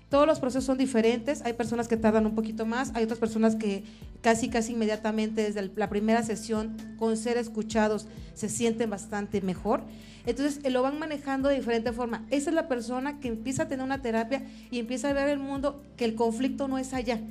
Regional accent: Mexico; tratamientos ancestrales que venimos manejando, para empezar como mexicanos desde hace muchas generaciones atrás

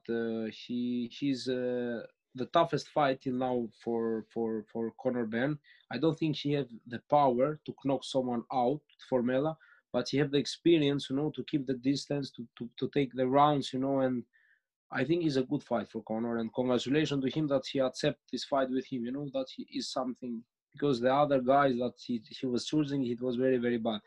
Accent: Greece; moved away; also born or lived in Austria; I grew up in Greece, but I have lived in Austria

